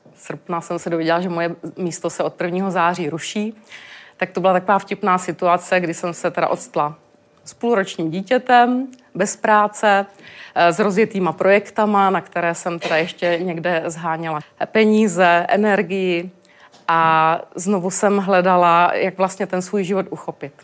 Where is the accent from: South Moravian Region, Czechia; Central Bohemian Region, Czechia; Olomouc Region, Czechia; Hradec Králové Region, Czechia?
South Moravian Region, Czechia; Moravian Karst; já jsem z Moravského krasu